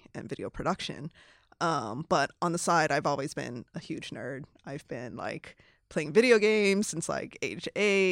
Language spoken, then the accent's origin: English; Hawaii, United States; moved away as an adult; also born or lived in Los Angeles / San Francisco; I was born and raised in Hawaii, which is a very diverse state